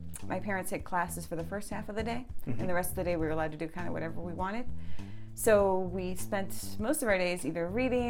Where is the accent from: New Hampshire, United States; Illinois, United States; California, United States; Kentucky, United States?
New Hampshire, United States; also born or lived in Lawrence, Massachusetts; I grew up mostly in New Hampshire.